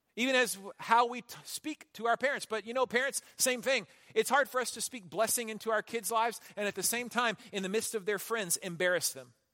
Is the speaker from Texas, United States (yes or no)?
yes; Houston, Texas, United States; I grew up in Houston